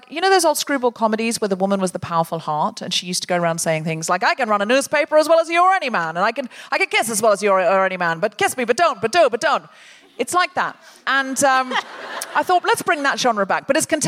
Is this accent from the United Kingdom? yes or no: yes; United Kingdom; I just find people want to and then they feel they can't because no one wants to start it because we're British.